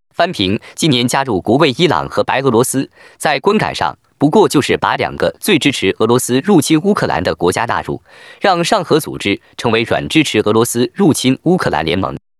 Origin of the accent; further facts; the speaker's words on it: China; 作为一个中国人